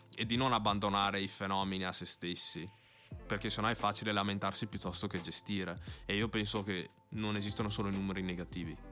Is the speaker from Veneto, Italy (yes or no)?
yes; Verona, Veneto, Italy; sono figlio di genitori ghanesi che sono venuti qua negli anni 90. Sono nato e cresciuto qui e, fa, sento, e mi sento veronese